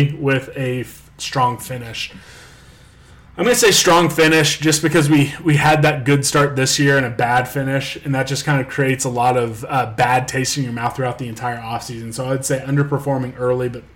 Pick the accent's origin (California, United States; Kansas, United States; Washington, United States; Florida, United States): Kansas, United States; Topeka; I'm from Topeka. I like Topeka.